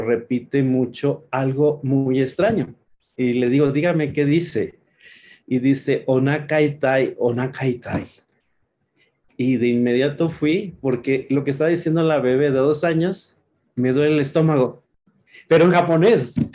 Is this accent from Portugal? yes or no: no; Chihuahua, Mexico; moved away; Nosotros somos originarios de Chihuahua